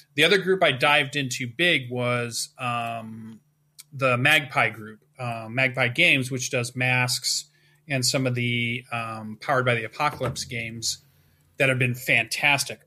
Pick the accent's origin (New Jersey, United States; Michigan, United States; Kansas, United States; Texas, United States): Michigan, United States; Western; my hometown, which is a pretty small town, we have our own little gaming convention that sits at the top of Western Michigan University